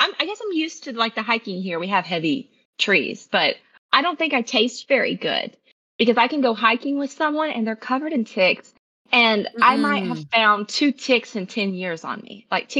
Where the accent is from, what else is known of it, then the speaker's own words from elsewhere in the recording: Tennessee, United States; I grew up in Tennessee, was raised in Tennessee, so we mostly kind of get all four seasons.